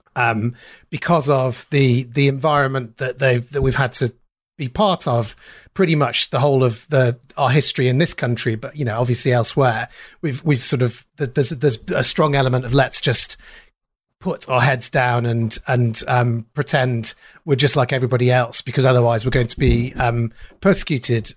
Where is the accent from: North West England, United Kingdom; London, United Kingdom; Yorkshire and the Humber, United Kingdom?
North West England, United Kingdom; Manchester; I grew up in Manchester, um, in South Manchester